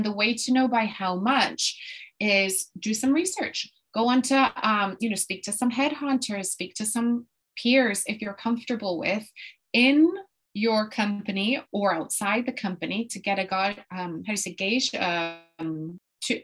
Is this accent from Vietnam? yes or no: no; Puerto Rico; moved away as an adult; also born or lived in Boston, United States; now in London, United Kingdom; I am actually from Puerto Rico in the Caribbean. And so I was born and raised there.